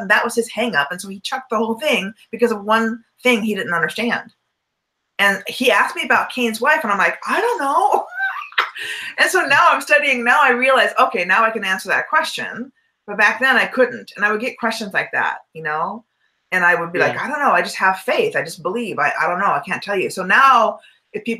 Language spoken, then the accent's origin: English; Southern California, United States; I was raised in Southern California